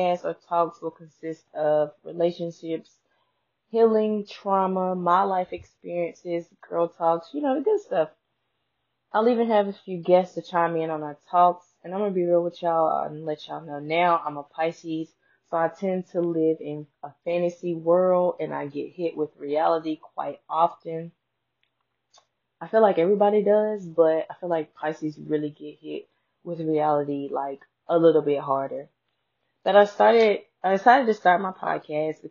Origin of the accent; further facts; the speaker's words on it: Yanceyville, North Carolina, United States; also born or lived in Reidsville, North Carolina; I was born and raised in Reesville, North Carolina, according to my mailing address, but I'm definitely from Yanceyville, also known as Yanktown